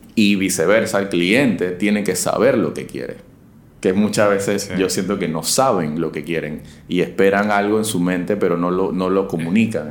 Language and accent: Spanish; Panama; como ciudadano y como panameño